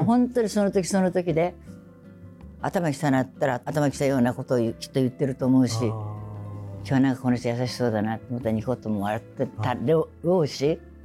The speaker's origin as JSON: {"language": "Japanese", "region": "Kumamoto", "country": "Japan", "tie": "born or raised there", "moved": "yes", "said": "私熊本で生まれてなかった歌い手になってません"}